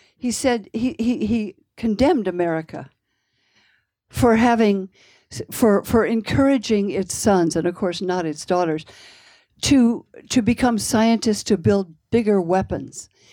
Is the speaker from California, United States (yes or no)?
yes; Palo Alto, California, United States; I grew up in what I said was the, the most boring town in the world. That's how it looked to me anyway. Um, it was in California, Palo Alto.